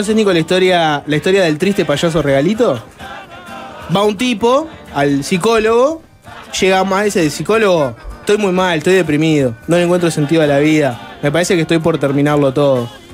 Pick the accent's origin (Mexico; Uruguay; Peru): Uruguay; como uruguayos